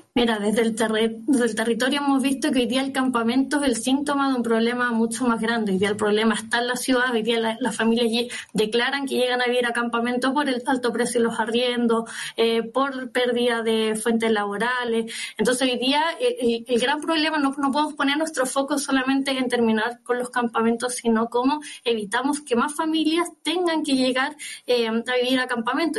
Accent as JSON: {"language": "Spanish", "region": "Biobío", "country": "Chile", "said": "yo vengo de la región de Biobío"}